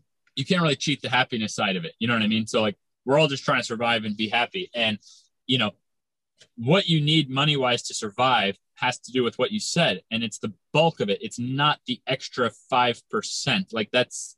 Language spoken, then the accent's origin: English; Florida, United States; now in California, United States; I'm in California. I'm from Florida.